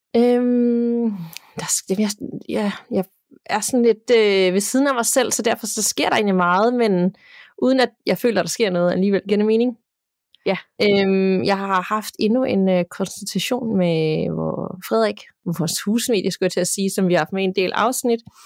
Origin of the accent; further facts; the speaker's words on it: Denmark; hjemme i Danmark